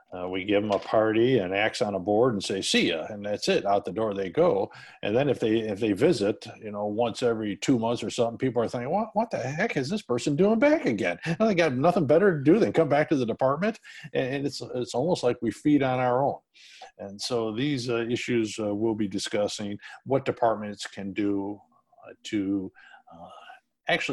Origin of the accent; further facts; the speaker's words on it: Rochester, New York, United States; now in Branson, United States; born and raised in Rochester, New York